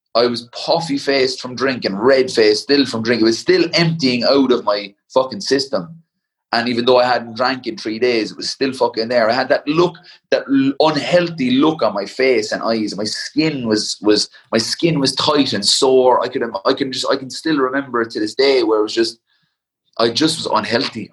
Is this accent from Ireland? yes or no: yes; Ireland; a power and a pride of being Irish